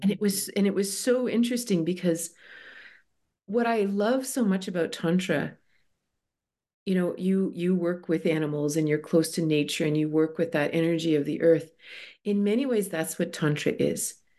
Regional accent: Toronto, Ontario, Canada; moved away as an adult; I grew up in Toronto

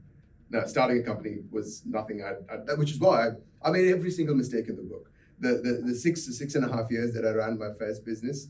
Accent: Mumbai, Maharashtra, India; moved away as an adult; also born or lived in South Carolina, United States; now in Perth, Australia; I grew up in India, in Mumbai

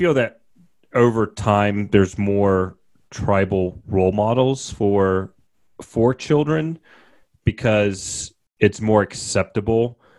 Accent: Mississippi, United States; moved away; I grew up in Mississippi, the heart of the Southern Baptist culture, and growing up Jewish, I always felt a little different.

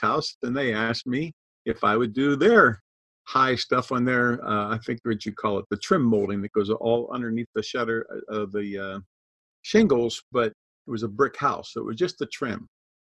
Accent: Pittsburgh, Pennsylvania, United States; moved away as an adult; also born or lived in Massachusetts / Georgia; I grew up in Pittsburgh. We have lots of hills in Pittsburgh.

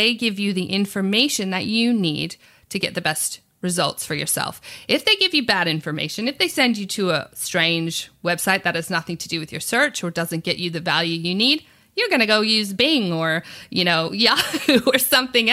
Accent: United States; moved away as an adult; also born or lived in New York; now in Sydney, Australia; I'm from America.

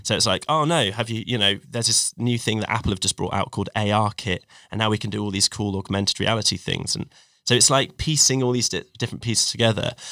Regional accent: Cornwall, South West England, United Kingdom; also born or lived in Sheffield; grew up in Cornwall

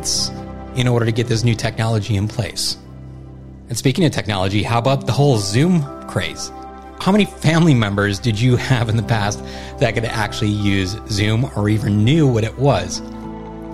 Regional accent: United States; Being an American citizen

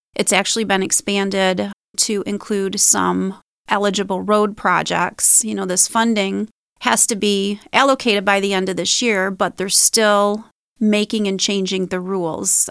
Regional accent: St. Clair, Michigan, United States; I grew up in Saint Clair. I've lived in Saint Clair County my whole life

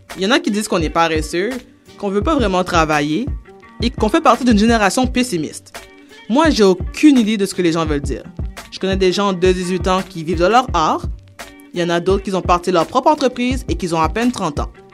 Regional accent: Montreal, Quebec, Canada; also born or lived in Haiti (ancestry); je viens de Montréal-Nord au Québec. Je suis d'origine haïtienne.

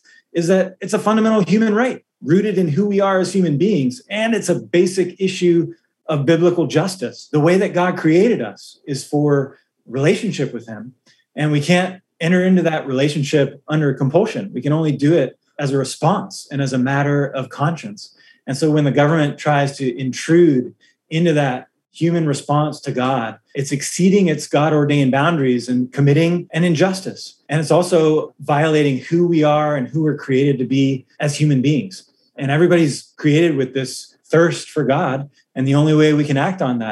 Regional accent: United States; as an American

